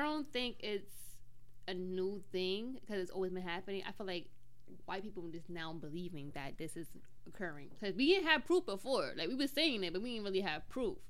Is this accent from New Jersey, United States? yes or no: no; New York City, New York, United States; I'm from Bushwick